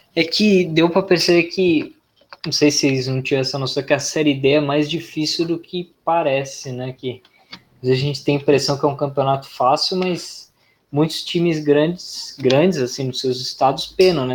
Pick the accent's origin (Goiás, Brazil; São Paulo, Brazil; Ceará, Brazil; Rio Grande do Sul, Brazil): São Paulo, Brazil; eu sou paulista.